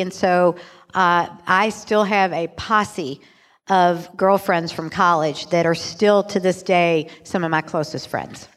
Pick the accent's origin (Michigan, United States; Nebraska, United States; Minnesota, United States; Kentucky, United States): Kentucky, United States; Louisville; also born or lived in Chicago; I'm born and raised in Louisville